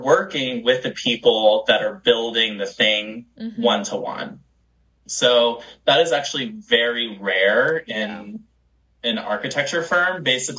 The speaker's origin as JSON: {"language": "English", "town": "Charlotte", "region": "North Carolina", "country": "United States", "moved": "yes", "lives_now": "Los Angeles, United States", "said": "I live in LA right now, and I'm originally from North Carolina. Yeehaw, North Carolina. Shout out to Charlotte, you know, the 704"}